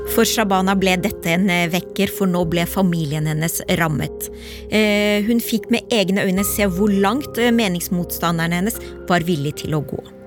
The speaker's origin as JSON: {"language": "Norwegian", "region": "Oslo", "country": "Norway", "said": "vi er fra Oslo øst begge to, vi har, kommer fra innvandrerfamilier"}